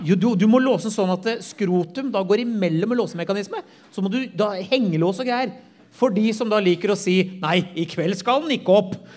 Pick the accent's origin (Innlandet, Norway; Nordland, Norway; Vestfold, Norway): Vestfold, Norway; Tønsberg; der jeg kommer fra